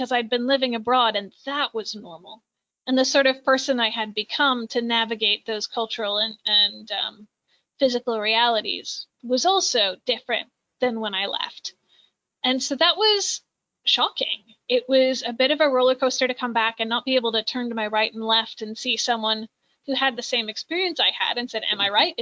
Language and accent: English; Minnesota, United States; also born or lived in Japan; I'm from Minnesota.